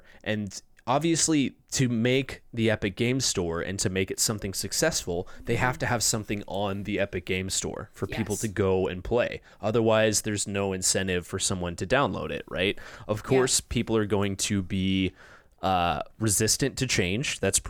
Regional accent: California, United States; Where I grew up in Orange County, it was like 7%.

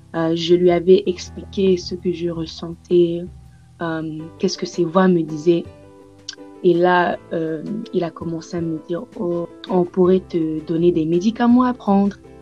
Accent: Tanzania; je suis née en Tanzanie

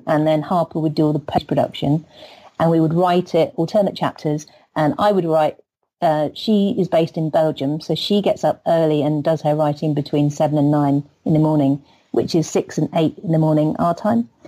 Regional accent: England, United Kingdom; I'm the English one

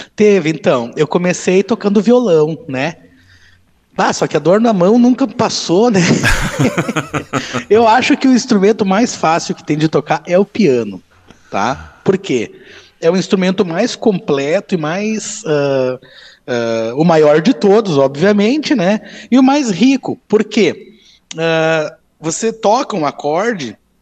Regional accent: Novo Hamburgo, Rio Grande do Sul, Brazil; moved away as an adult; now in Bento Gonçalves, Brazil; Eu sou natural de Novo Hamburgo, né? E eu moro aqui em Bento há 20 anos.

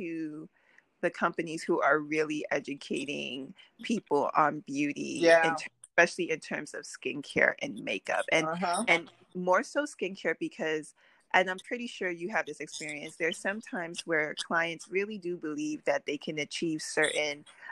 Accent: New York City, New York, United States; I was born and raised in Brooklyn

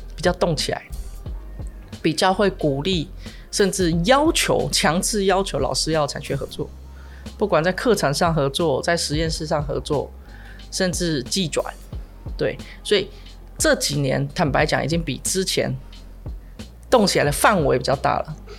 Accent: New Taipei, Taiwan; 在新北长大，但在台北，都在台北工作

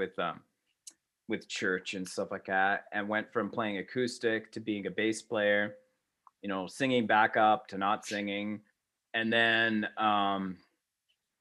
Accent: Canada; I'm Canadian

